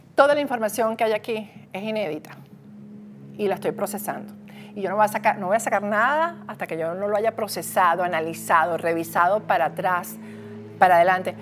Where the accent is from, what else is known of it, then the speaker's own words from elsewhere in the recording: Venezuela; moved away; como venezolana, periodista, exiliada, perseguida por el régimen de Maduro